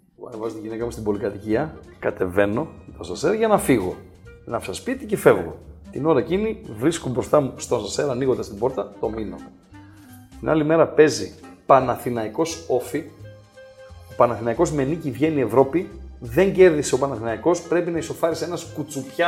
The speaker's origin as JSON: {"language": "Greek", "country": "Greece", "tie": "born or raised there", "also_born_or_lived": "Germany", "said": "είμαι ε, μεγάλο στη Γερμανία μέχρι τα 6 μου χρόνια. Ήρθα στην Ελλάδα"}